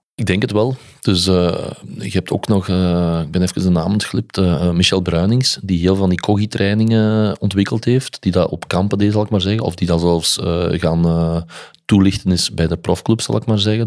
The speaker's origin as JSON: {"language": "Dutch", "town": "Olen", "region": "Flanders", "country": "Belgium", "said": "Maar ik ben dan van Westerlo, of van Olen dan"}